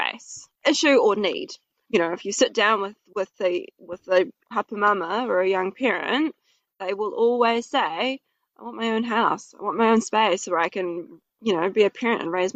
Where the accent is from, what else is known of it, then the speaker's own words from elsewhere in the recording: Helensville, Auckland, New Zealand; I was raised out in Helensville, in northwest of Auckland